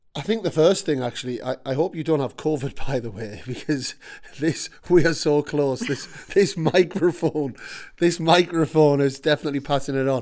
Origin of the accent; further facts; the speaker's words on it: Newcastle upon Tyne, North East England, United Kingdom; as a Geordie